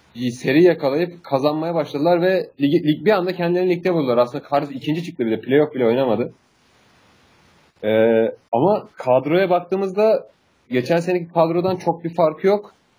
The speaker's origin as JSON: {"language": "Turkish", "country": "Turkey", "said": "Biz Türk'üz ya."}